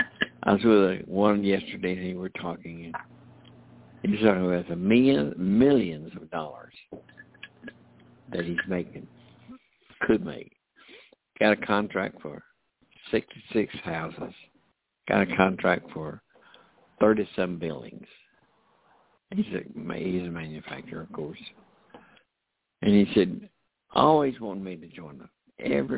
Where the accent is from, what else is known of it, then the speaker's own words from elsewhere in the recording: United States; I'm an American. You know, Americans, our country, United States of America